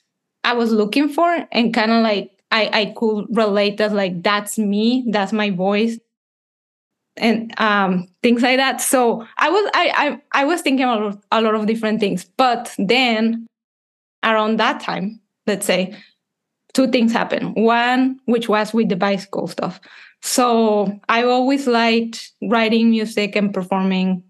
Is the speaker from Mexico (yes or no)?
yes; Monterrey, Nuevo León, Mexico; moved away as an adult; also born or lived in Canada; I'm from Mexico. I'm a composer